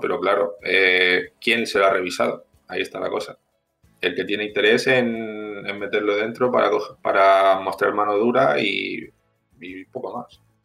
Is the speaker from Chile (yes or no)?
yes; Chile; now in Spain; mi familia es de campo y aparte somos de Chile, o sea que imaginaros la zona rural de los Andes